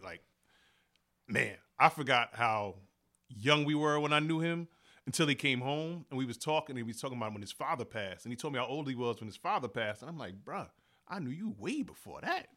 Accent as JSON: {"language": "English", "country": "United States", "tie": "born or raised there", "said": "I'm from East Henry, like, East Henry and Chandler, that's pretty much where I grew up"}